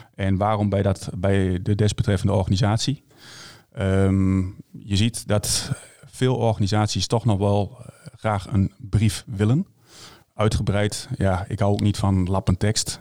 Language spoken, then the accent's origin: Dutch; Hengelo, Overijssel, Netherlands; ik kom uit Hengelo